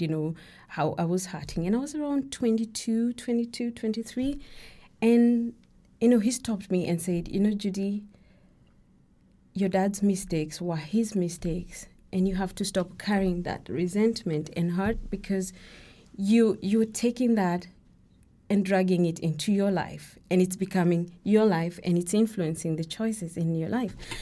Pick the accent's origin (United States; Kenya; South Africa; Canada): Kenya; I'm, I'm Kenyan, and, uh, my names, my middle names are, uh, Kikuyu